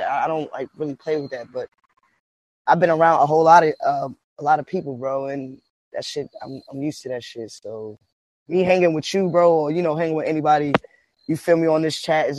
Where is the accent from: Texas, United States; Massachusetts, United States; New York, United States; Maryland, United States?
New York, United States; New York City; I said, like, my culture, I'm from the Mecca, you know, so I be around a lot of Jamaicans, Africans, Guyanese, Hispanics, and Cubans